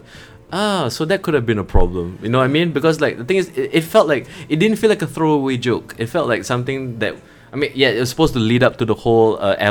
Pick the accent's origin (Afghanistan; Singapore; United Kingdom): Singapore; I'm a Singaporean.